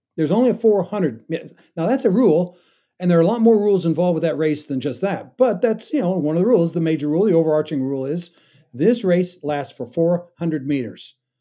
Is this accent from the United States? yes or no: yes; Kansas, United States; I grew up in Kansas, and, uh, you know, wheat's all around us